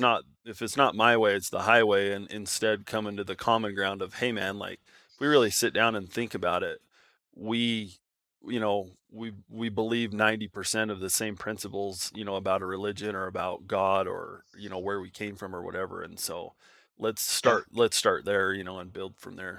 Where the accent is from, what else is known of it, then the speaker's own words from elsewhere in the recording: Nevada, United States; moved away; I grew up in Nevada